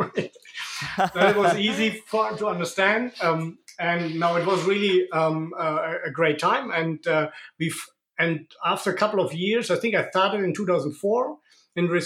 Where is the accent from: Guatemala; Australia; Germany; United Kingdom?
Germany; moved away as an adult; now in Monaco; I'm originally from Germany, but I immigrated to Monaco 5 years ago.